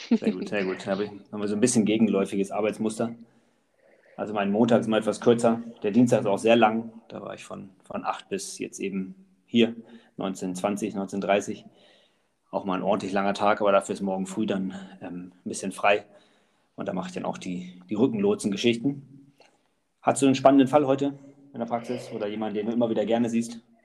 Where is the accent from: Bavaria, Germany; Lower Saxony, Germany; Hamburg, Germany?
Lower Saxony, Germany; Allerbüttel; also born or lived in Wolfsburg / Gifhorn; in Wolfsburg geboren und ähm, habe dann in Allerbüttel gelebt, Landkreis Gifhorn. Und dann mit 14 sind wir nach Gifhorn gezogen